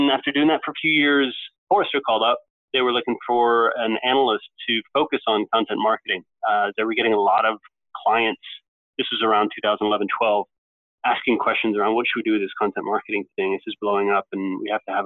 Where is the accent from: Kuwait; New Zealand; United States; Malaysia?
United States; moved away as an adult; also born or lived in Norway; now in London, United Kingdom; I grew up in the States, of course, went to Duke